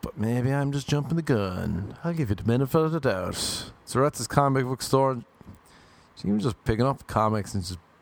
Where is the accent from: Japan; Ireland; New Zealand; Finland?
Ireland; moved away; I'm from Ireland.